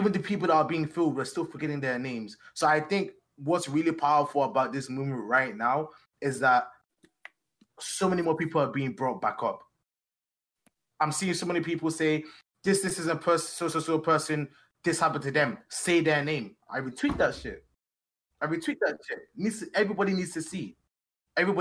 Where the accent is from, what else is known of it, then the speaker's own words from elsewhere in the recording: Nigeria; also born or lived in England; now in United States; I left England when I was really young. We were raised in Nigeria